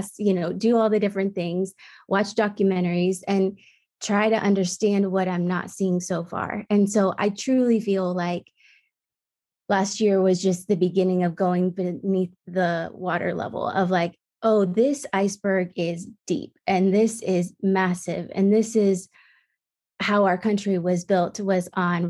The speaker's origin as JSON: {"language": "English", "region": "Midwest", "country": "United States", "tie": "born or raised there", "said": "I grew up in the Midwest"}